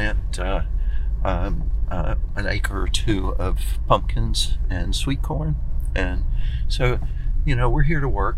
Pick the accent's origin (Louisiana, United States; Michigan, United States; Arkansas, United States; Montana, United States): Arkansas, United States; also born or lived in Ohio; now in New York, United States; I'm from Arkansas